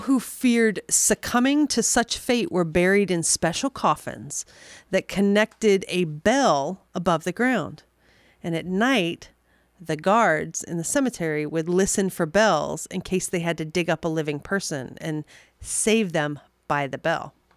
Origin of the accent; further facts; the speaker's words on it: New York City, New York, United States; accent: New York; also born or lived in Texas; we moved to New York City when I was about six